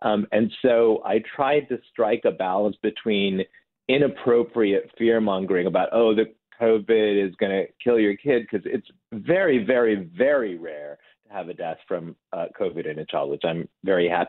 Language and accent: English; Detroit, Michigan, United States; moved away as an adult; now in Indiana, United States; I was born in Detroit, and I grew up in Michigan